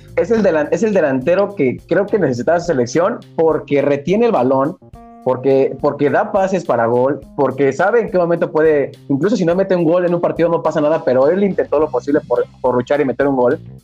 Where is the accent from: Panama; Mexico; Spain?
Mexico